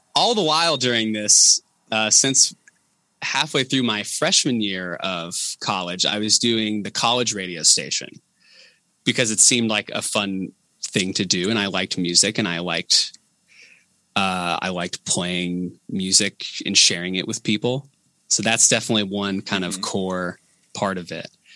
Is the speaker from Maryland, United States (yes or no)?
no; Enon, Ohio, United States; now in Yellow Springs, United States; i grew up in enon the town over